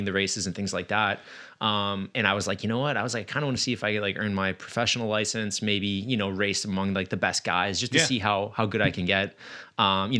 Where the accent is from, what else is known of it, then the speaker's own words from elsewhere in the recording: Wisconsin, United States; moved away as an adult; now in Rhode Island, United States; I'm originally from Wisconsin